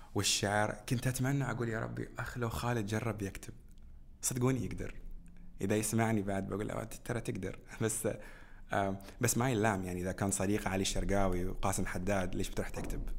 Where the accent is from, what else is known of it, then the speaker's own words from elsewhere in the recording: Bahrain; بلدنا البحرين